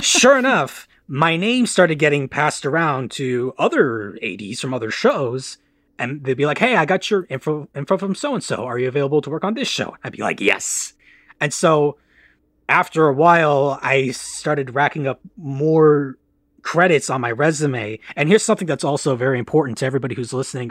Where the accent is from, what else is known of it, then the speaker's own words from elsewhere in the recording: Farmington Hills, Michigan, United States; also born or lived in London, Ontario, Canada / Los Angeles; I grew up in Farmington Hills, Michigan, where I'm currently residing due to the pandemic